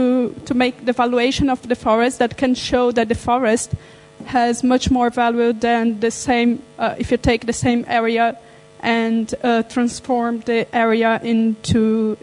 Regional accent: Brazil; moved away; I'm from Brazil.

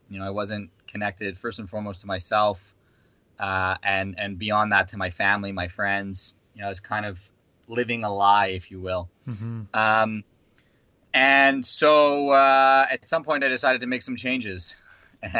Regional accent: Vancouver, British Columbia, Canada; moved away as an adult; now in New Zealand; originally I'm from Canada, Vancouver. I grew up in Vancouver

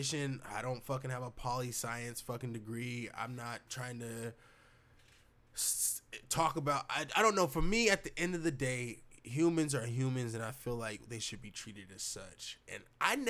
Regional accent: United States; as an American

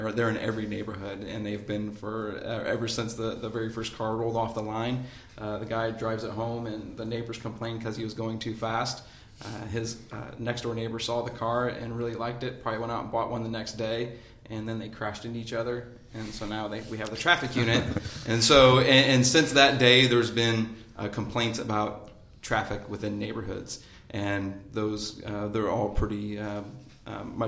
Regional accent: Northern Newton County, Indiana, United States; I'm from Northern Newton County

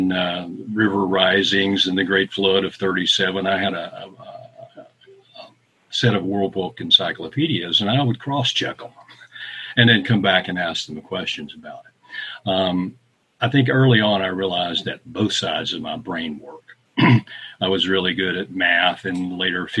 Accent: Western Kentucky, United States; I grew up in Western Kentucky, in extreme Western Kentucky, down where the Ohio is the Mississippi, not far from Monkey's Eyebrow. It's well known. A little place called Raglan, Kentucky.

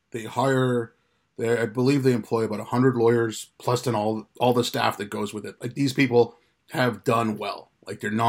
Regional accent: India; now in United Kingdom; I'm from India, family from India and Pakistan, they speak Urdu.

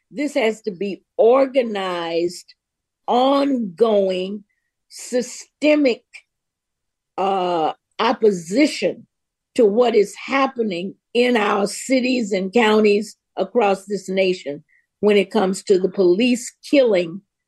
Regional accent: Memphis, Tennessee, United States; moved away as an adult; also born or lived in Laurel, Mississippi; I grew up in Memphis. I grew up during the Jim Crow era, when there were no Black cops.

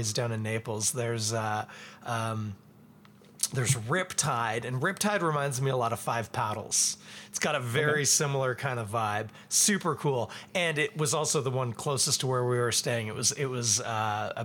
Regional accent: Ontario, Canada; I'm from Ontario.

